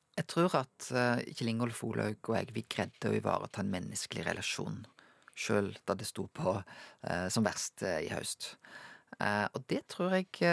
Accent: Norway; Jeg er jo en nordmann

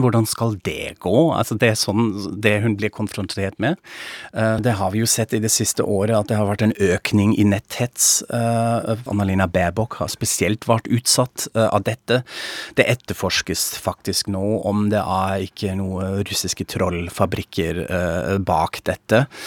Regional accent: Frankfurt am Main, Hesse, Germany; Norwegian is a second language; now in Norway; jeg er tysk, fra Frankfurt am Main

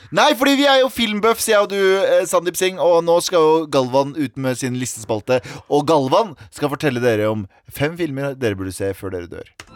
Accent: Mysen, Østfold, Norway; now in Oslo, Norway; I Mysen også, der jeg er fra

